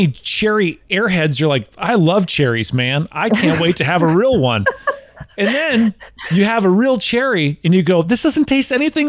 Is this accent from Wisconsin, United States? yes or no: yes; Wisconsin, United States; now in Tennessee, United States; Originally I'm from Wisconsin, and I live in Tennessee now.